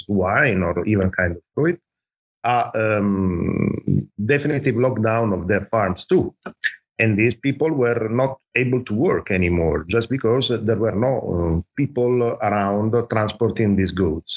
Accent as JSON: {"language": "English", "country": "Italy", "said": "I'm from Italy"}